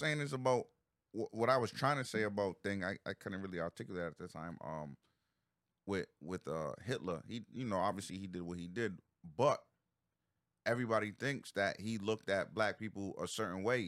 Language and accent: English; Providence, Rhode Island, United States; I grew up on the East Side